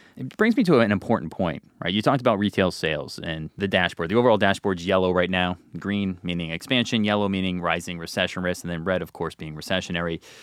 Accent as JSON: {"language": "English", "region": "New Jersey", "country": "United States", "said": "I'm from New Jersey."}